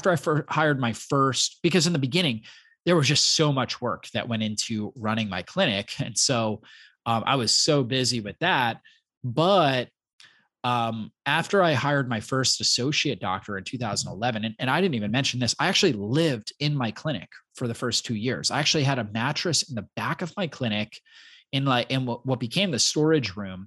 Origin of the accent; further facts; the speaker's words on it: Florida, United States; also born or lived in Long Island, New York / Poconos, Pennsylvania; I grew up in Florida